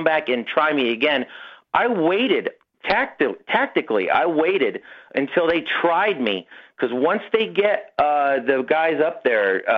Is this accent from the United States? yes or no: yes; Gulf Coast Texas, United States; I'm a Gulf Coast Texan